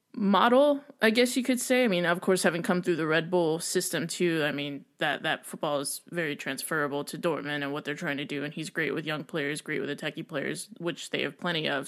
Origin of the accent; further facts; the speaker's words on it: United States; I am American